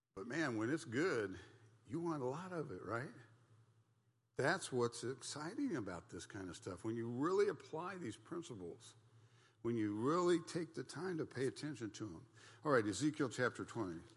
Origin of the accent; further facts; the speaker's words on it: United States; I'm an American, and back then it was like, I'm, I'm an American, I'm part of the Christian nation